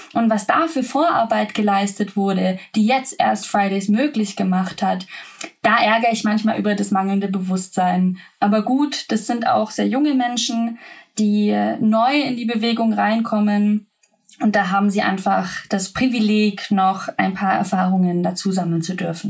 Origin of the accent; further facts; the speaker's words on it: Swabia, Baden-Württemberg, Germany; moved away as an adult; also born or lived in Lower Bavaria; ich komme äh, vom Dorf bin im Schwabeländle aufgewachsen